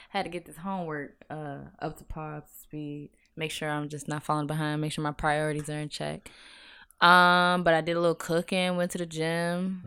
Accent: Virginia Beach, Virginia, United States; also born or lived in Norfolk, Virginia; I'm from Virginia Beach

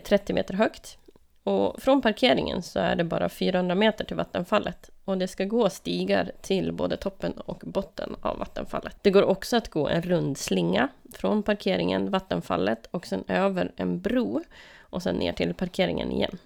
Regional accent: Lögdeå, Västerbotten County, Sweden; moved away; Lögdeå, där jag är uppvuxen

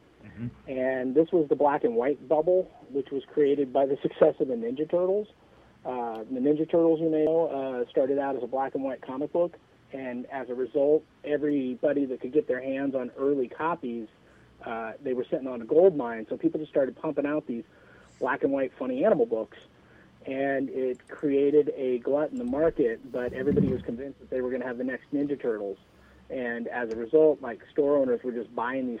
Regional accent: San Mateo, California, United States; My hometown of San Mateo.

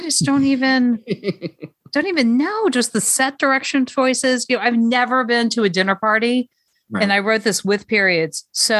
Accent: Alabama, United States; I am from Alabama and a unique flowering creature.

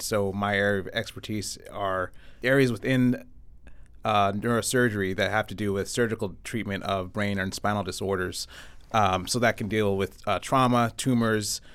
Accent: Avon, Connecticut, United States; moved away as an adult; I was born and raised in Connecticut, grew up not too far, uh, in Avon, went to Avon Public Schools

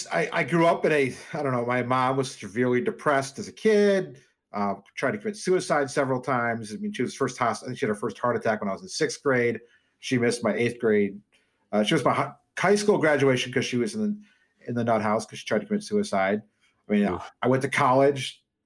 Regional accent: Des Moines, Iowa, United States; also born or lived in Dubuque, United States; but I was born in Dubuque. I lived there my first couple of years. We moved to Des Moines, Iowa.

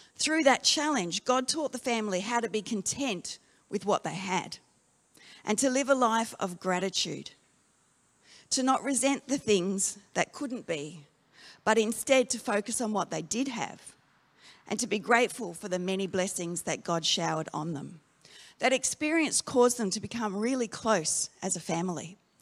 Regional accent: Darwin, Northern Territory, Australia; moved away; I grew up in Darwin

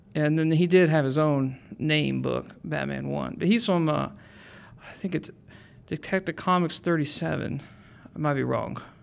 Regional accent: Mansfield, Ohio, United States; also born or lived in Florida / Shelby, Ohio; I grew up in Mansfield

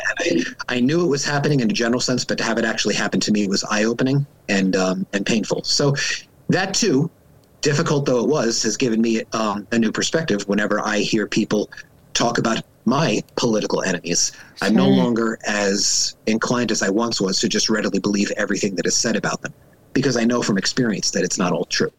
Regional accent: Long Island, New York, United States; moved away; I am originally from Long Island, New York

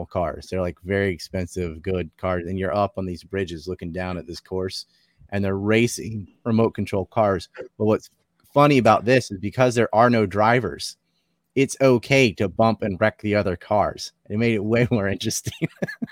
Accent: North Carolina, United States; I'm from North Carolina

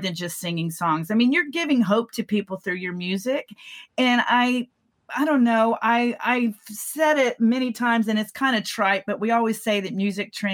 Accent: Texas, United States; moved away as an adult; also born or lived in California; I came back to Texas from California, and I realized that this was home for me

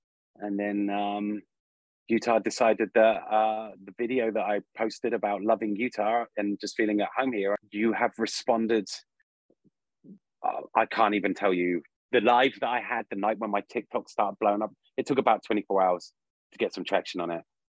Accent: England, United Kingdom; now in United States; I could declare my freedom from England, but I do love my home country as much as I love America. So I feel like I'm English-American.

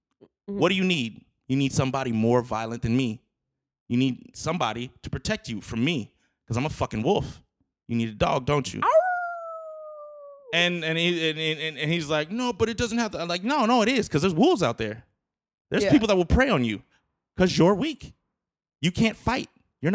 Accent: United States; I'm American.

